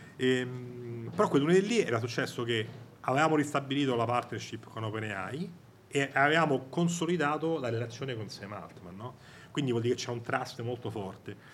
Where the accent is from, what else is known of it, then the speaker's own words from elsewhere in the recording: Rome, Lazio, Italy; io sono di Roma, non so se sente dall'accento